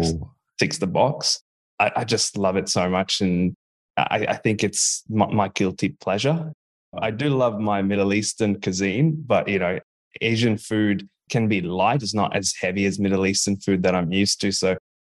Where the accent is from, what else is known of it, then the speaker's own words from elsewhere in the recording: Bahrain; now in Australia; growing up in Bahrain.